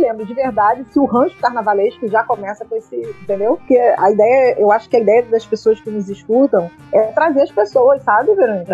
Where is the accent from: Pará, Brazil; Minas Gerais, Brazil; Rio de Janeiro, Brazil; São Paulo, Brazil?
Rio de Janeiro, Brazil; moved away as an adult; also born or lived in Baixada Fluminense; now in Salvador, Brazil; eu sou do Rio de Janeiro, né? Do subúrbio carioca, é, nascida na Baixada Fluminense, e criada nos subúrbios, né? Irajá, é, Vigário Geral, Cordovil, Penha, enfim. E hoje em dia eu moro em Salvador